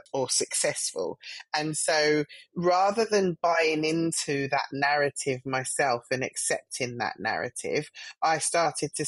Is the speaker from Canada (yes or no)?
no; London, United Kingdom; I'm a Black female that grew up in Southwest London. I'm from Streatham Vale